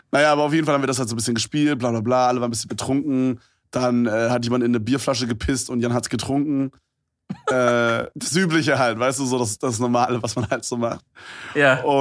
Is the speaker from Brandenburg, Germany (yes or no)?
yes; Brandenburg, Germany; die Stadt, wo ich herkomme, ist sowieso super strange.